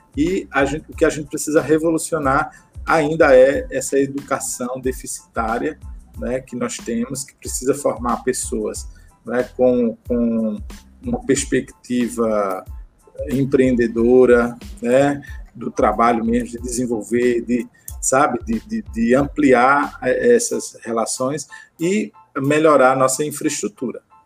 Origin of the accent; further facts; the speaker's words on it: Campina Grande, Paraíba, Brazil; now in Pernambuco, Brazil; eu sou paraibano, né? Eu sou de Campina Grande